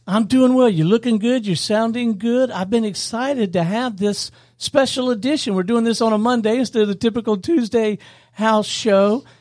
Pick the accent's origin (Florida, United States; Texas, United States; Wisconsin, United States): Florida, United States; Pensacola; I grew up in Pensacola, Florida